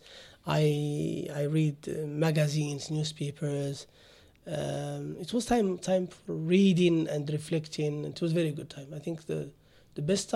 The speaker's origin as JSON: {"language": "English", "country": "Morocco", "tie": "born or raised there", "also_born_or_lived": "Germany", "moved": "as an adult", "lives_now": "United Arab Emirates", "said": "I was born in Morocco"}